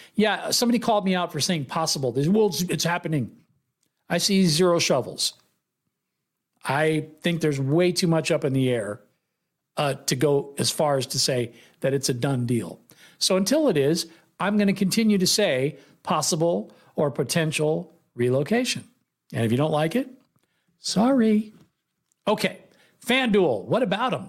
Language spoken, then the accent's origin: English; Bay Area, California, United States; I grew up in the Bay Area.